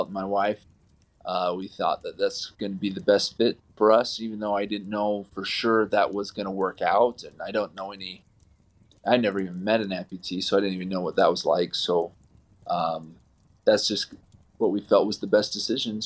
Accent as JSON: {"language": "English", "town": "Provo", "region": "Utah", "country": "United States", "tie": "born or raised there", "said": "I grew up in Utah, so I've been in Utah my entire life. I grew up in the bubble, good old Provo, Utah."}